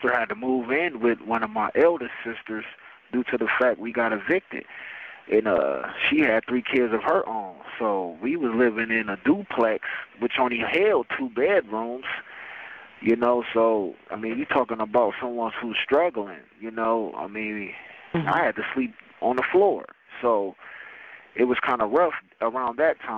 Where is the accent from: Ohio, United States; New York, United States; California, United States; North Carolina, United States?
Ohio, United States; Canton; I came from Canton, Ohio, you know, better known as the Hall of Fame State, Pro Football Hall of Fame. Came up, you know, on the northwest end of Canton.